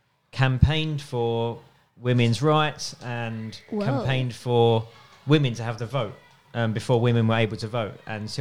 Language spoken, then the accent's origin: English; Woodford Bridge, London, United Kingdom; now in Beitou, Taiwan; My hometown is somewhere called Woodford Bridge.